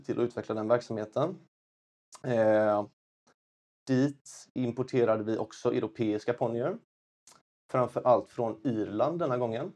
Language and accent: Swedish; Kungsbacka, Halland County, Sweden; also born or lived in China; Jag kommer från Kungsbacka, Valda, strax söder om Göteborg